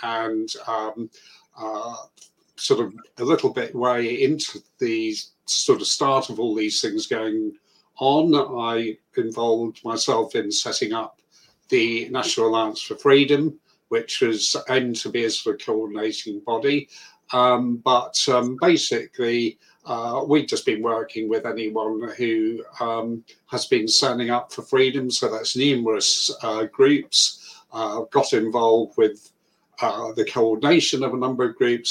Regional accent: Guernsey; moved away as an adult; now in United Kingdom; I'm originally from Guernsey

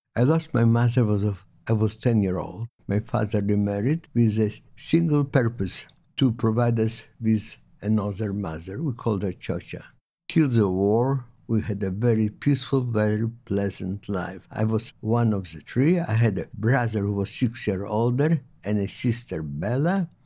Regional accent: Vilnius, Vilnius County, Lithuania; moved away as an adult; now in Melbourne, Australia; I was born in Poland in nineteen twenty-two, in a town, Vilnius. It's a capital of Lithuania now

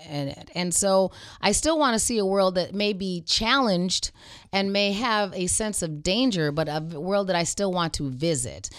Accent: Arizona, United States; I grew up in Arizona.

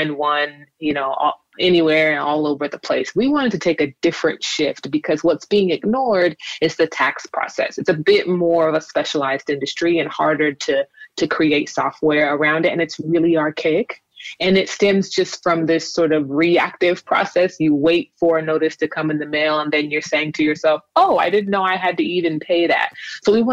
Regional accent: Los Angeles, California, United States; also born or lived in Inglewood, California / Kern County, California; I was born in Inglewood, and I spent some time in Central California in Kern County. And then I moved back to LA when I was a teenager and have been here ever since

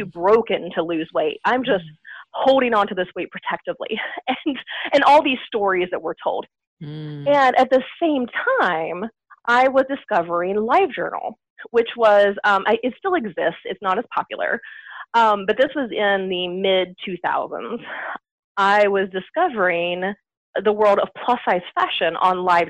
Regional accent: United States; accent: American; also born or lived in Seattle, Washington; As you can probably tell by my accent, I'm an American

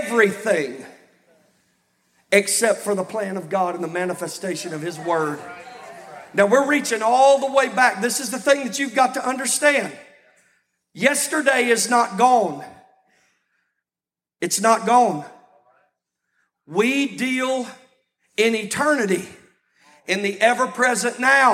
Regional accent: Texas, United States; now in Louisiana, United States; I've been in Louisiana longer than I've been in Texas, but I'm from Texas

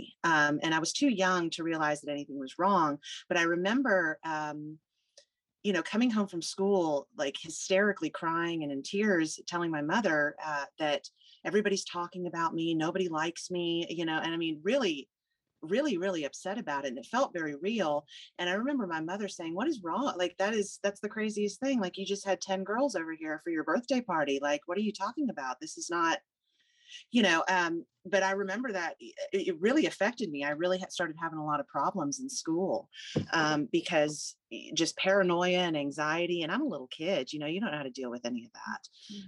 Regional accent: Houston, Texas, United States; also born or lived in Alabama; I was born in Alabama. My mother's from Texas and my father's from North Dakota. So none of us are from Alabama, but they just happened to be working there when I was born. And I spent my first 7 years there. My dad was transferred to the Houston area when I was 7. So I've been here ever since

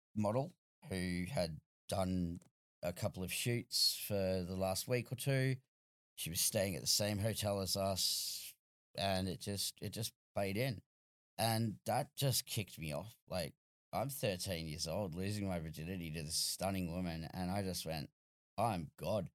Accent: Australia; as an Australian

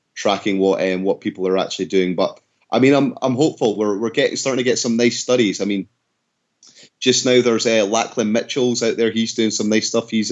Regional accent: Scotland, United Kingdom; I'm Scottish

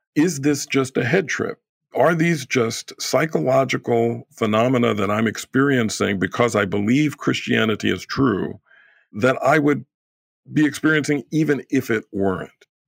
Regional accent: New York, United States; moved away; I'm originally from New York

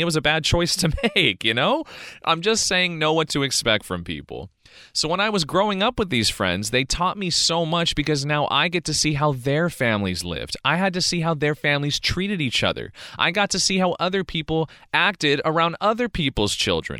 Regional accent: California, United States; I was born and raised in California

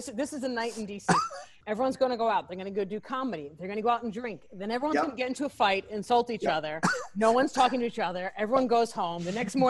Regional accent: New York, United States; as a New Yorker

